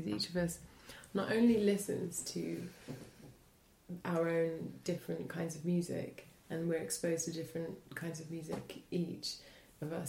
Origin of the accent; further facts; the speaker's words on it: Hitchin, East of England, United Kingdom; moved away as an adult; also born or lived in London / Paris; I come from the southeast of England, a small town called Hitchin